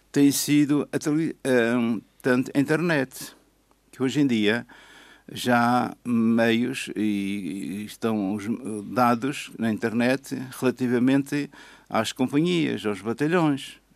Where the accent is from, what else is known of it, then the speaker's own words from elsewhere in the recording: Madeira, Portugal; Ora, como eu sou madeirense e estive 35 anos nas Forças Armadas